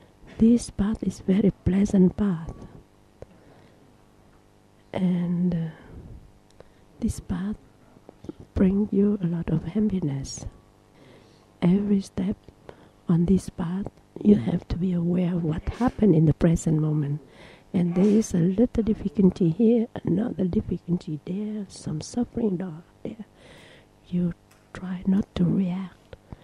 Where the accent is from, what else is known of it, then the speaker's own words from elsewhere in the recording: Thailand; I'm born in the Mapo trees family. I came from Thailand. I can sleep very well like I slept in Thailand.